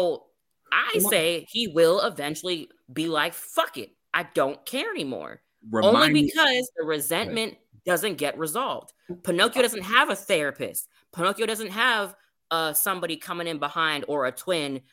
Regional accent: Jamaica; As a Jamaican

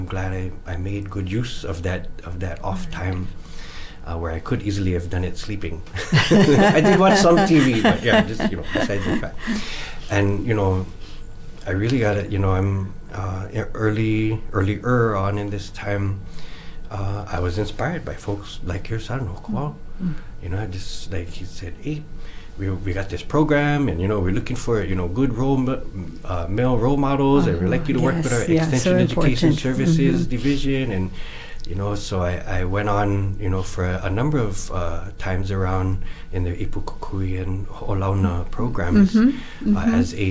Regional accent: Leeward Oahu, Hawaii, United States; also born or lived in Riverside, California; I grew up in Leeward Oahu, in the towns of Makakilo, Nanakuli, and Ma'ili

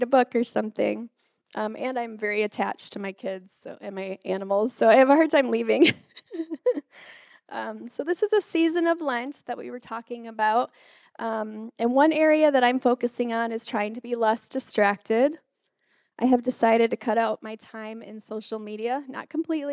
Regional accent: Detroit, Michigan, United States; moved away; also born or lived in Wisconsin; I grew up in Michigan, and my community was full of Catholic Italians

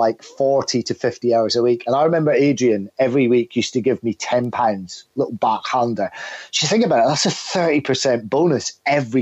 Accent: the north of Scotland, United Kingdom; from the north of Scotland, and was quite sort of a challenging individual at school

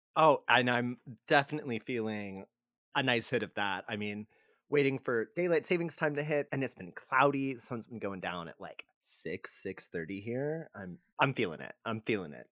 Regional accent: Texas, United States; growing up in Texas

